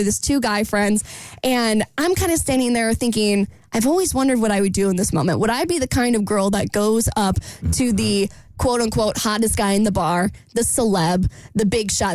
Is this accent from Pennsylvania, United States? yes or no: no; Jacksonville, Florida, United States; born or raised there